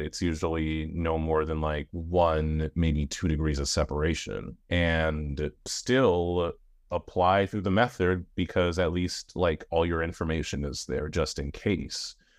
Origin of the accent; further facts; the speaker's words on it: New York, United States; I'm a New York, I'm a New Yorker